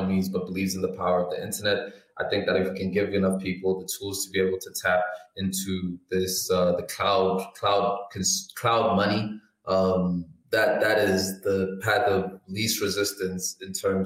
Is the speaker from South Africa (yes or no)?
yes; South Africa; sitting here as a South African